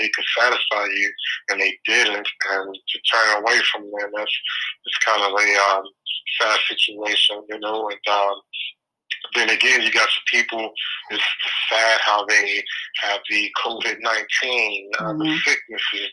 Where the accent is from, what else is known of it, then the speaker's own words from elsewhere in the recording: Biloxi, Mississippi, United States; also born or lived in Lexington, Mississippi; that's the city that my mother brought me to when I was 2 years old.